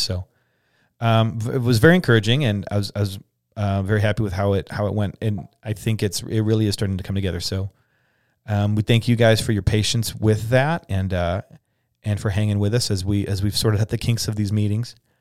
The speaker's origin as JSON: {"language": "English", "country": "United States", "said": "we wanna be Christians first in American Second."}